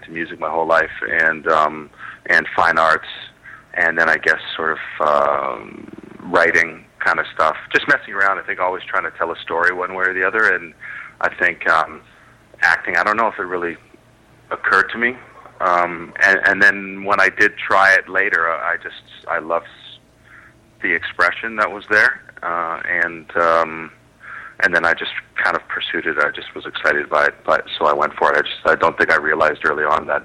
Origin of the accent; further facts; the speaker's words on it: East Coast of Canada, Canada; now in Vancouver, Canada; I'm in Vancouver right now. I'm originally from the East Coast.